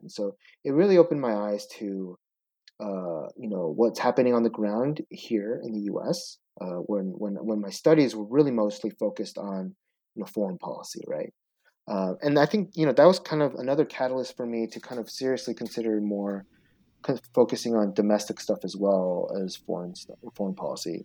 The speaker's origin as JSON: {"language": "English", "town": "Seattle", "region": "Washington", "country": "United States", "tie": "born or raised there", "also_born_or_lived": "Chicago", "said": "I was born in Chicago, but my dad went to the University of Washington. Um, and so he, so we grew, I grew up in Seattle"}